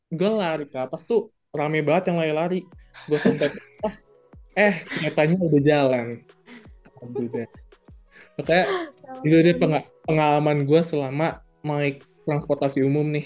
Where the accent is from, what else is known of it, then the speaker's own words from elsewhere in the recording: Tangerang, Banten, Indonesia; Jadi kalau misalnya kalau dari kota gue tuh kan Tangerang, itu masih oke okay lah, lumayan agak sepi, tapi tetap rame.